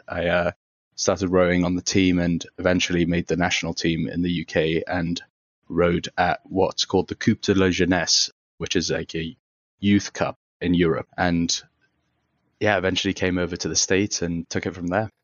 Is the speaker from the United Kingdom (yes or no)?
yes; United Kingdom; also born or lived in Tehran, Iran; now in Chicago, United States; we moved to the U K. So I spent kind of the early stages of my life as an asylum seeker in the U K